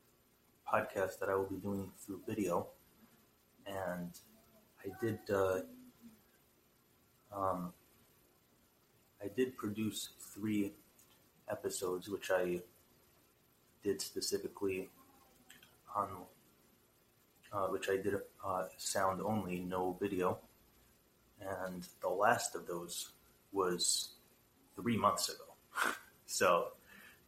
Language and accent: English; United States; being an American, that sounds a little bit familiar, because here in America